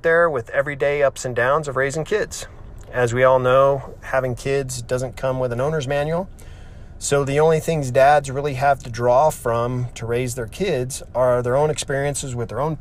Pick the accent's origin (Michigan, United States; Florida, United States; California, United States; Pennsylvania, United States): California, United States; I grew up in California, have lived here my whole life